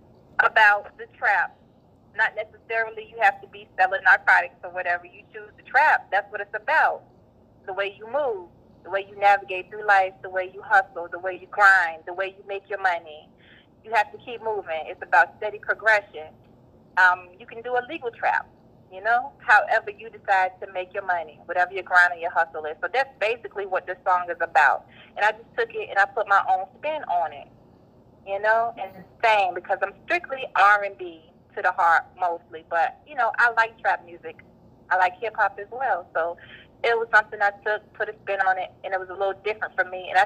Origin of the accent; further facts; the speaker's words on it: North Carolina, United States; also born or lived in Virginia; I was born in Virginia, raised in North Carolina